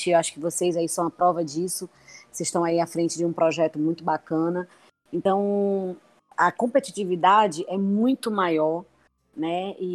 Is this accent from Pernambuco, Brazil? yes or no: yes; Pernambuco, Brazil; É, eu sou, como eu falei, né, eu sou pernambucana e resolvi é, apostar no meu negócio aqui.